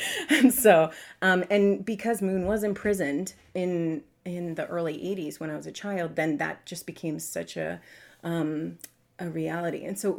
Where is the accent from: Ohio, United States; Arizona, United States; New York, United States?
New York, United States; New York City; also born or lived in Long Island; So I grew up in New York City, and then later on Long Island